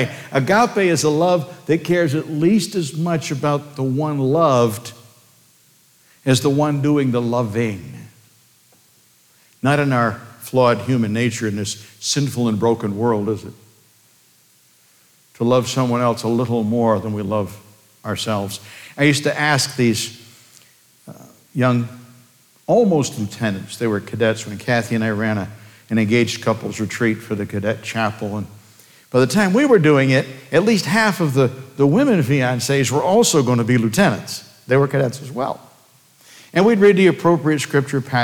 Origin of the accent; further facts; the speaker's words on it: United States; I'm an American